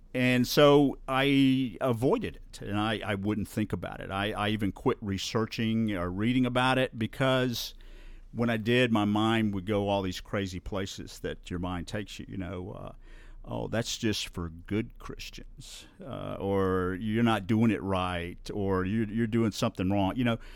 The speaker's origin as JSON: {"language": "English", "town": "Bluff Park", "region": "Alabama", "country": "United States", "tie": "born or raised there", "said": "I grew up in Bluff Park, just up the hill"}